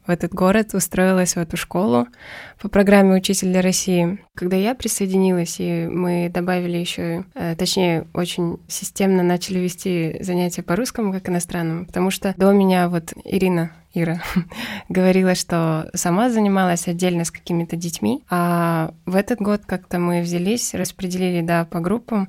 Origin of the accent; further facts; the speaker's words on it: Kyrgyzstan; moved away; also born or lived in Belousovo; я родом из Кыргызстана